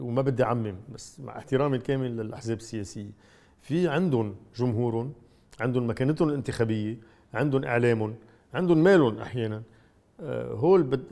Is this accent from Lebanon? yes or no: yes; Lebanon; انا كثير مسرور كلبناني